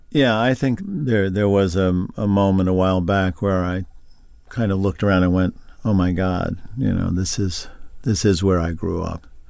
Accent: Long Island, New York, United States; I grew up on Long Island

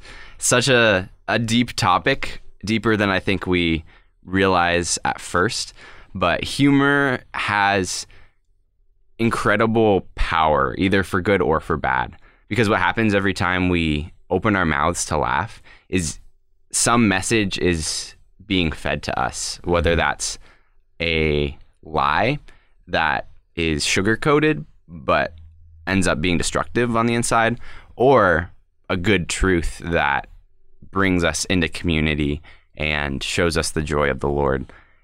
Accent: Colorado Springs, Colorado, United States; I am born and raised in Colorado Springs, Colorado

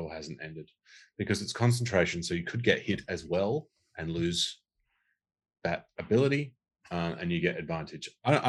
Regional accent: Australia; I'm Australian

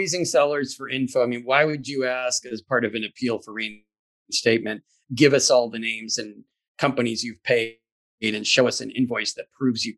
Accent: Boston, Massachusetts, United States; It's here in Boston

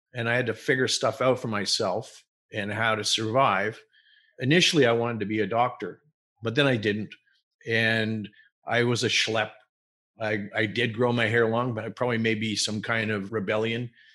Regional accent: Montreal, Quebec, Canada; I was born in Montreal.

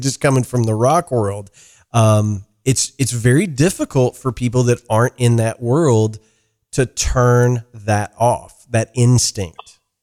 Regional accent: Ireland; I'm an Irish guy

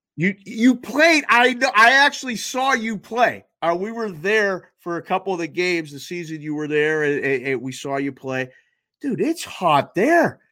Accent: Pittsburgh, Pennsylvania, United States; moved away; also born or lived in Curacao; Was born and raised in Pittsburgh

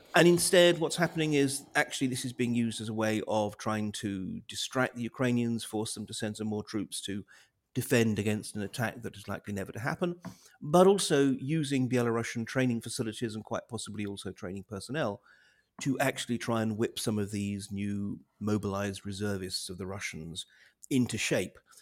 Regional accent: United Kingdom; as a Brit

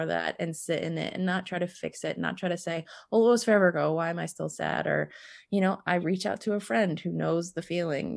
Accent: East Coast of the US, United States; moved away as an adult; now in Montana, United States; I moved from my hometown back east um, on the east coast of the US over to Montana

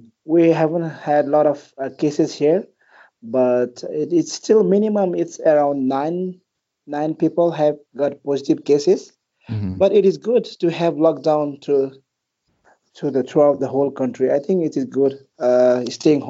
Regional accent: Manang district, Annapurna region, Gandaki Province, Nepal; also born or lived in Kathmandu, Nepal; Nepal is my hometown. It's a country, and a specific birthplace of mine is in the Annapurna region, where the most famous trails like Annapurna Circuit. Annapurna region. So that's where I was born and raised. It's in Manang district.

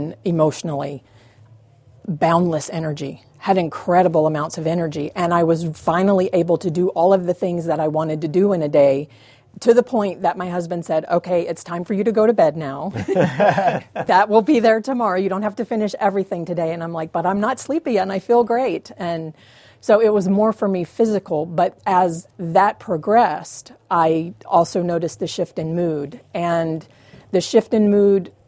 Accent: the South, United States; I grew up in the South

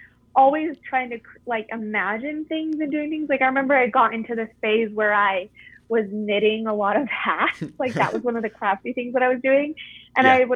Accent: Provo, Utah, United States; I grew up in Provo, Utah.

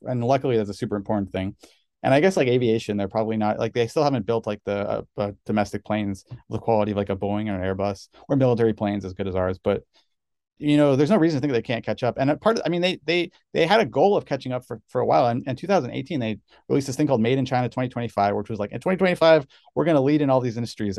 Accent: Canada; now in United States; I'm Canadian, but I got citizenship

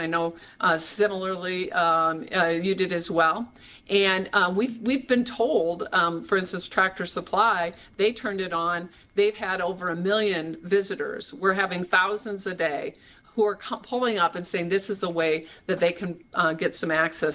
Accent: Iowa, United States; I'm from Iowa. These were my towns that I've known for forever

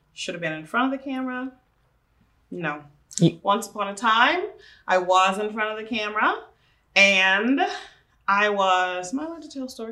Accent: Tulsa, Oklahoma, United States; I am from Tulsa, Oklahoma

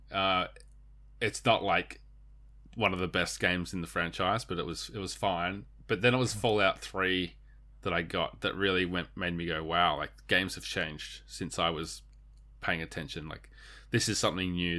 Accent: Australia; we're Australian.

